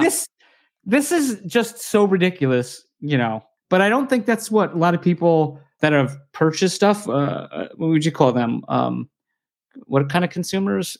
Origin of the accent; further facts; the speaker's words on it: United States; I'm American